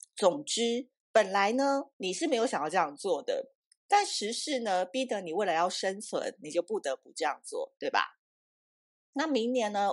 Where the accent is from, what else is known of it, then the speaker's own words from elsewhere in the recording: Taipei, Taiwan; also born or lived in Tainan; 我每一次回台南，我台南人嘛，然后虽然我小时候是在台北长大